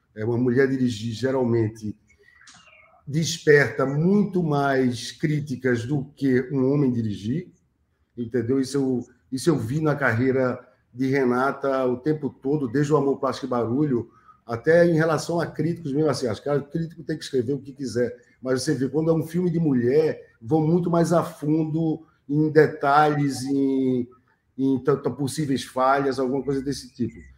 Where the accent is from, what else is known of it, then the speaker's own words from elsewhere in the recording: Northeast Brazil, Brazil; que é bem nosso, né, tanto nordestino como latino-americano